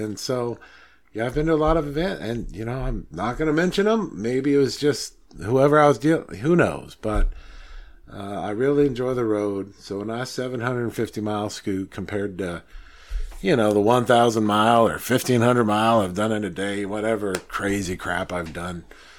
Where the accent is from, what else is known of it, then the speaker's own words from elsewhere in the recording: United States; I'm an American